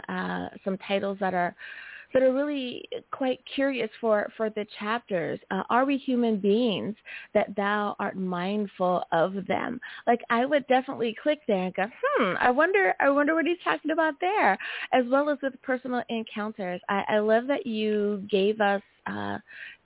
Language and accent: English; United States; my home country, good old USA